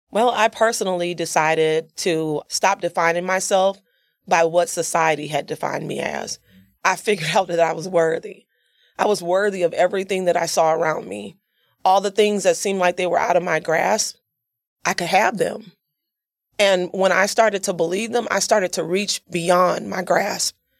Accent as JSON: {"language": "English", "town": "Yazoo City", "region": "Mississippi", "country": "United States", "tie": "born or raised there", "said": "I came from Yazoo City, Mississippi. I'm a country girl. So I grew up, born and raised there"}